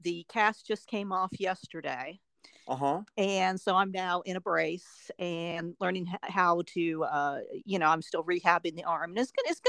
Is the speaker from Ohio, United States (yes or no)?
yes; Ohio, United States; moved away as an adult; also born or lived in Upper Arlington, Ohio / Wapakoneta, Ohio / Springfield, Ohio; now in Nashville, United States; I'm from Ohio